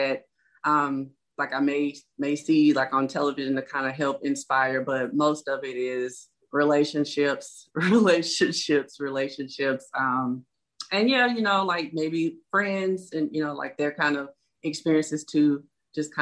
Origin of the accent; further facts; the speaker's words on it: Shreveport, Louisiana, United States; I'm born and raised in Shreveport, Louisiana